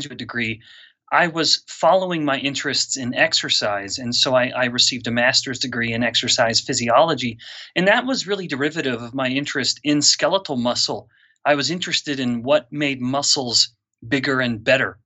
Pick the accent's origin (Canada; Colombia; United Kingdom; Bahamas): Canada; moved away as an adult; also born or lived in Singapore; now in Utah, United States; I'm a Canadian originally, so a Commonwealth boy myself.